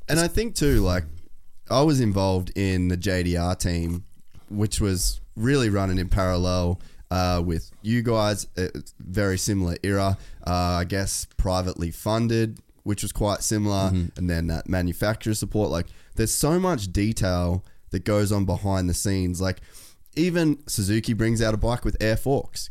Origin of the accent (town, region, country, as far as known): Cairns, Queensland, Australia; born or raised there